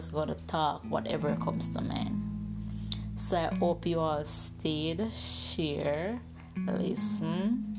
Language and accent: English; Ocho Rios, Saint Ann, Jamaica; I am from Ocho Rios, Jamaica.